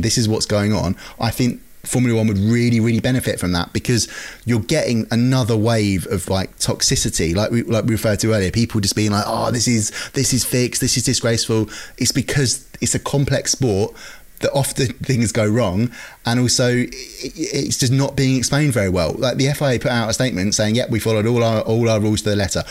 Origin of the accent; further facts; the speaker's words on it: United Kingdom; we're British